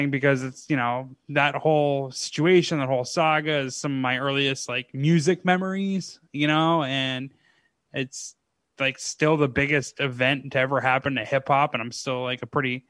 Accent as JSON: {"language": "English", "town": "New York City", "region": "New York", "country": "United States", "tie": "born or raised there", "said": "growing up in New York"}